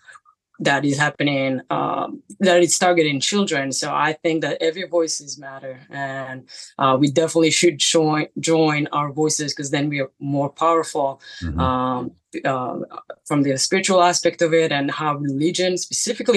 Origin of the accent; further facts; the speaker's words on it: Israel; moved away as an adult; now in New York City, United States; I'm from Israel. I moved here 10 years ago. I live in New York City.